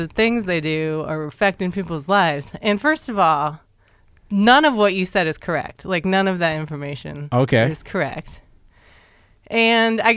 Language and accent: English; Norman, Oklahoma, United States; also born or lived in Boston, Massachusetts; I'm from Norman